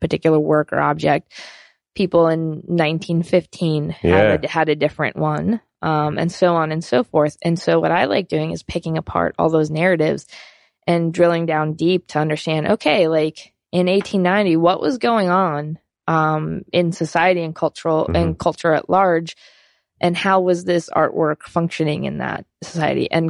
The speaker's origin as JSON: {"language": "English", "town": "Pittsburgh", "region": "Pennsylvania", "country": "United States", "tie": "born or raised there", "moved": "yes", "said": "I'm from Pittsburgh, Pennsylvania"}